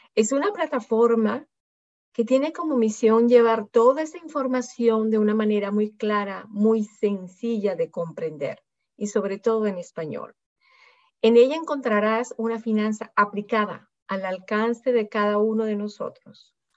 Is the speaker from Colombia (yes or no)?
no; Venezuela; moved away; also born or lived in France / Singapore; yo nací en Venezuela, he vivido muchos años en Francia también, he vivido en Singapur